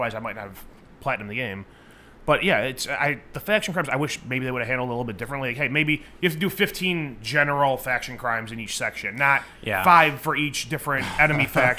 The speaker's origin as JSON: {"language": "English", "town": "Chicago", "region": "Illinois", "country": "United States", "said": "I'm from Chicago."}